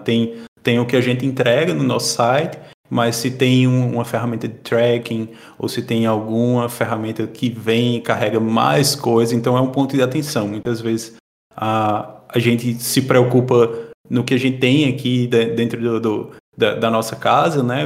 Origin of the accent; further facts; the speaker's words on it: Caruaru, Pernambuco, Brazil; moved away as an adult; now in Portugal; eu sou natural de Caruaru, Pernambuco. Sou lá do Nordeste